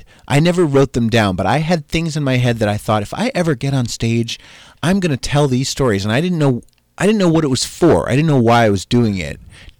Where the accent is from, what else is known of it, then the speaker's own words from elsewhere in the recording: New Jersey, United States; That you had never put it together that like and you knew I was from Jersey.